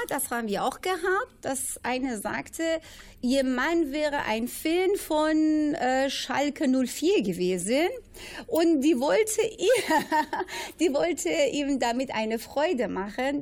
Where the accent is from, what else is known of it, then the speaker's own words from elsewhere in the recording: Iran; German is a second language; now in Bielefeld, Germany; Ich komme aus dem Iran. Ich bin eine Perserin